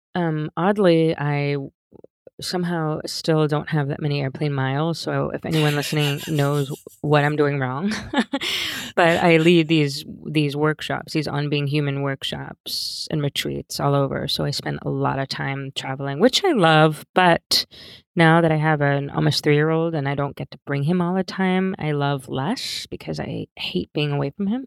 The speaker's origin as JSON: {"language": "English", "town": "Pennsauken", "region": "New Jersey", "country": "United States", "tie": "born or raised there", "also_born_or_lived": "Philadelphia / Cherry Hill", "moved": "as an adult", "lives_now": "Santa Monica, United States", "said": "I was born in Philadelphia, and I grew up in South Jersey, um, a town right across the bridge in, from Philly called Pennsauken"}